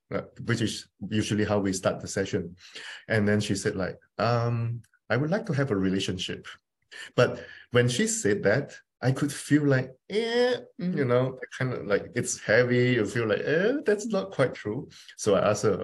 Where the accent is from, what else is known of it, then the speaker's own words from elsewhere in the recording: Malaysia; I'm from Malaysia